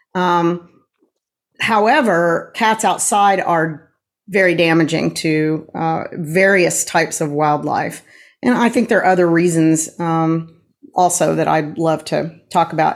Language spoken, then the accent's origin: English; Tulsa, Oklahoma, United States; moved away; I am a Tulsan as well. I was born in Tulsa, moved away for a little while, and then have been here again since 1988